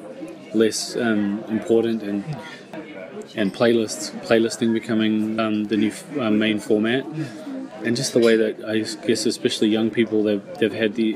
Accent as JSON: {"language": "English", "country": "New Zealand", "tie": "born or raised there", "said": "growing up in New Zealand"}